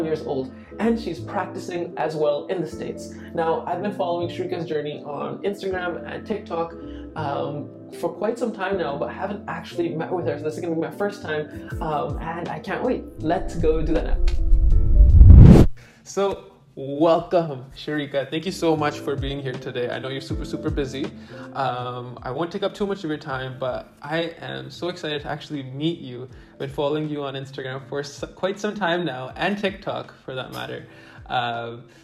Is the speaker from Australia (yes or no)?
no; Canada; as a Canadian